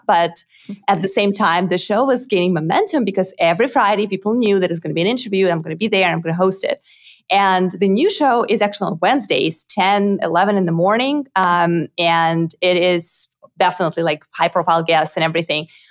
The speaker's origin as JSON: {"language": "English", "region": "Moscow", "country": "Russia", "tie": "born or raised there", "second_language": "English", "moved": "as an adult", "lives_now": "Austin, United States", "said": "I was actually born in Russia, in Moscow. So most of my life I grew up in, in Moscow"}